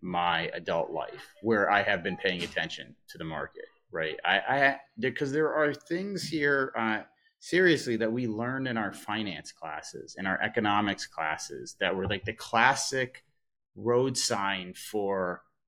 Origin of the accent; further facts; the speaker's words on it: Massachusetts, United States; now in New York, United States; I have spent, 25 years now in New York, and I grew up in Massachusetts